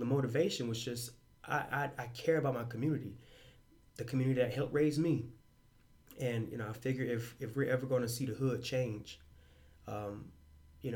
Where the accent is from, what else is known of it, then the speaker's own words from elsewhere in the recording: Augusta, Georgia, United States; I was born in Augusta, born and raised there, never lived anywhere else in my life